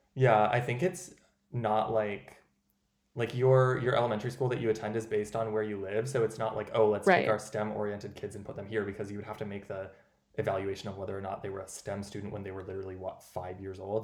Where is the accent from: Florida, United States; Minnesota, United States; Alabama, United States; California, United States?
Minnesota, United States; Owatonna; moved away; also born or lived in Madison, Wisconsin; my hometown in Owatonna, Minnesota, population 25,000